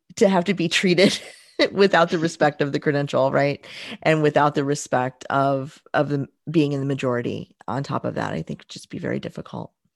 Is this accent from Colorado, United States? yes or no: no; Southern Indiana, United States; I'm from Southern Indiana